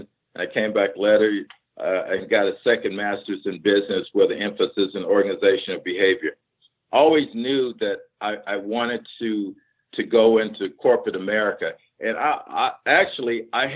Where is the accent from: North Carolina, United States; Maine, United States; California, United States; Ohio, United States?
Ohio, United States; Cleveland; moved away; I was from Cleveland, Ohio.